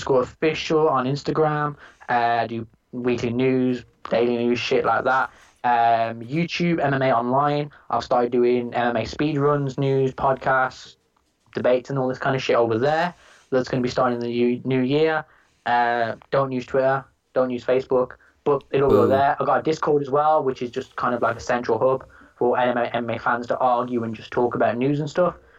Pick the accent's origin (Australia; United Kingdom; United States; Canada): United Kingdom; we're British